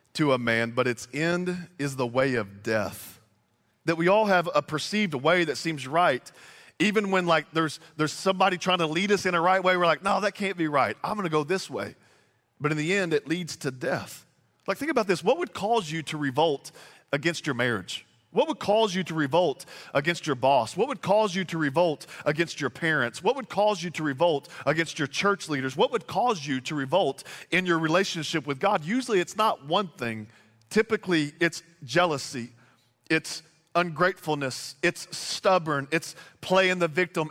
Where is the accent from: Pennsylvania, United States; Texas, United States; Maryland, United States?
Texas, United States; moved away; also born or lived in Bossier City, Louisiana; I'm originally from Texas, but moved here from Bossier City, Louisiana